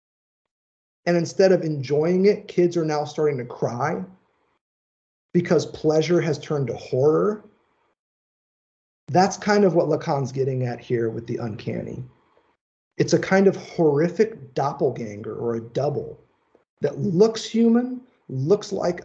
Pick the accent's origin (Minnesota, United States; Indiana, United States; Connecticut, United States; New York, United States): Indiana, United States; Southern; accent: twang; moved away; also born or lived in Tennessee; my Tennessee red dirt upbringing, the fact that I was born and raised in Southern Indiana